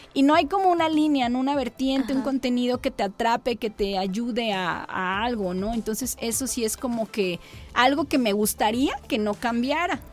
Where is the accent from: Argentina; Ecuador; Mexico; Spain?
Mexico; Coatzacoalcos, Veracruz; yo soy de Coatzacoalcos